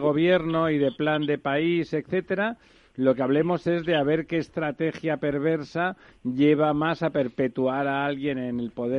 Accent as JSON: {"language": "Spanish", "town": "Barcelona", "region": "Catalonia", "country": "Spain", "moved": "as an adult", "lives_now": "Madrid, Spain", "said": "yo que soy catalán y barcelonés en Madrid desde hace tiempo"}